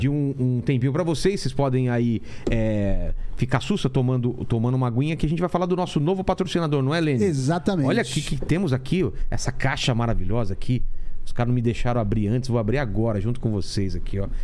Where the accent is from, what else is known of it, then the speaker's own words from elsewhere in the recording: Penápolis, São Paulo, Brazil; Minha, daqui a Penápolis, eh, da minha terra, é 500 quilômetros.